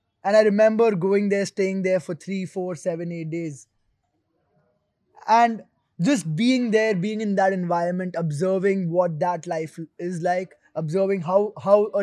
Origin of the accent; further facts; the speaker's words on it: Rajasthan, India; That is my native place, my hometown in Rajasthan, called Jab.